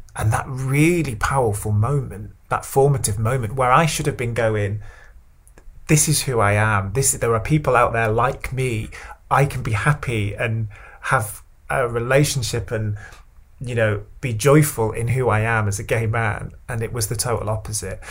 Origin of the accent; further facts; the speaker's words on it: Stockport, North West England, United Kingdom; also born or lived in Cheadle; I was uh, growing up in Stockport